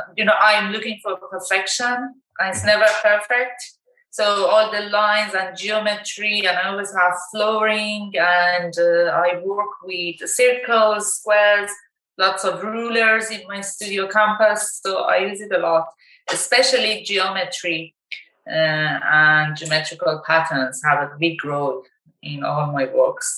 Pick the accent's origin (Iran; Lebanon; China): Iran; also born or lived in South Korea / Barcelona, Spain / Finland; now in Ireland; I'm from Iran originally, and then I moved to South Korea 3 years there, and then I lived in Barcelona, and then I was in Finland for a while, and from 2009, Ireland.